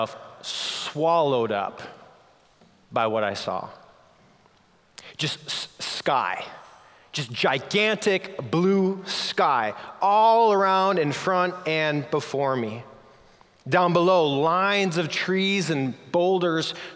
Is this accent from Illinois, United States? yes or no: no; Minnesota, United States; I grew up snowboarding on Minnesota's version of mountains.